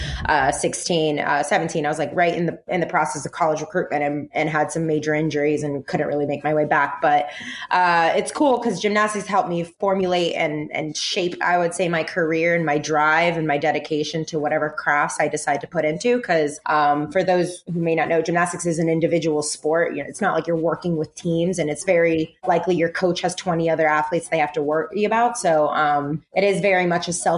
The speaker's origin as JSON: {"language": "English", "town": "Orlando", "region": "Florida", "country": "United States", "tie": "born or raised there", "also_born_or_lived": "Puerto Rico", "moved": "as an adult", "lives_now": "New York City, United States", "said": "I moved to Florida when I was about 6 years old and grew up in Orlando, North Orlando, like Lake Mary"}